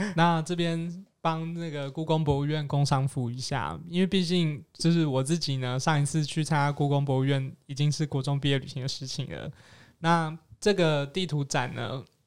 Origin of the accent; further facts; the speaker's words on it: Kaohsiung, Taiwan; now in Taipei, Taiwan; 我自己身为高雄人